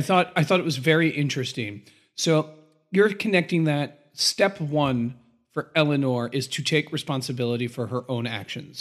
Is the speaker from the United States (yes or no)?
yes; United States